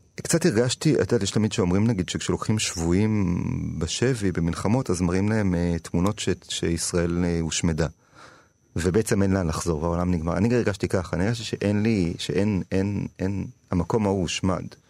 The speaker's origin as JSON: {"language": "Hebrew", "town": "Tel Aviv", "region": "Tel Aviv District", "country": "Israel", "tie": "born or raised there", "said": "גדלתי כזה בתיכון של ילדים עשירים. אני באתי ממשפחה מעמד בינוני, רוב הילדים היו יותר עשירים ממני בעירוני ד' בתל אביב"}